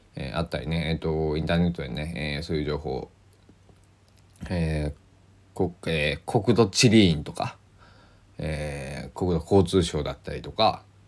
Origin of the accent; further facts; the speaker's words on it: Kochi, Japan; 高知県、えー、出身ですから